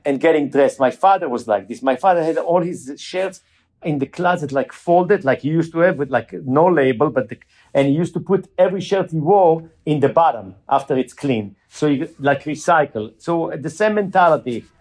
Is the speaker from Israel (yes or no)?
yes; Jerusalem, Jerusalem District, Israel; moved away as an adult; we grew up in Jerusalem.